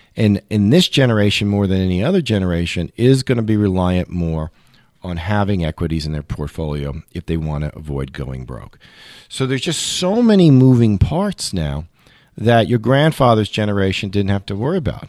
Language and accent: English; New York City, New York, United States; I grew up in Queens, which is one of the five boroughs of New York City.